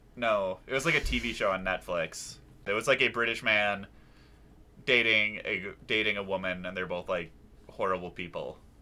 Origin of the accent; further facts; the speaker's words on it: Wisconsin, United States; I am from Wisconsin